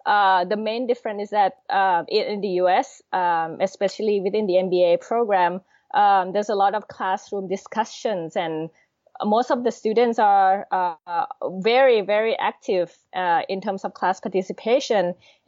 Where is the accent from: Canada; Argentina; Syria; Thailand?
Thailand; moved away as an adult; also born or lived in Washington, D.C.; I'm originally born and raised in Thailand